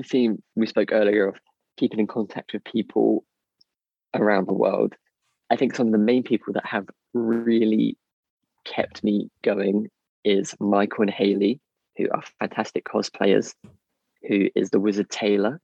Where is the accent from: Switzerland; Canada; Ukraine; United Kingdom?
United Kingdom; we're very British